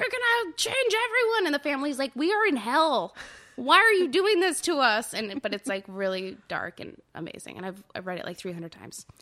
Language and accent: English; Orange County, Southern California, United States; now in Brooklyn, New York, United States; I'm originally from Southern California, the O C, just south of L